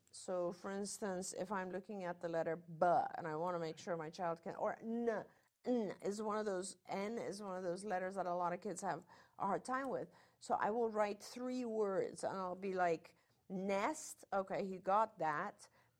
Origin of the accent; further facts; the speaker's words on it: United Kingdom; accent: British; I learned English in England, in the UK, and so I had a very British accent. Then I went to an American school, and it kind of became some weird mixture.